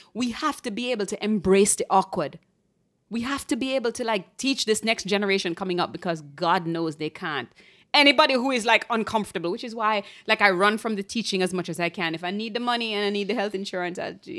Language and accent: English; Jamaica; moved away; When I came here from Jamaica, and people would do this like slightly pressed, pursed lip that kind of looks like a smile